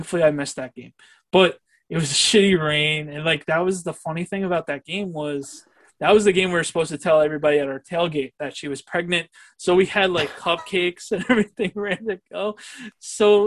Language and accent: English; New York, United States; growing up in New York